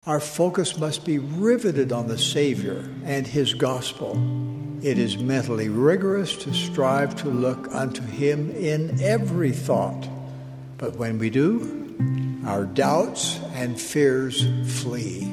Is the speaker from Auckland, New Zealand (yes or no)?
no; Hamilton, Waikato, New Zealand; We're both grown up most of our, our lives in, in Hamilton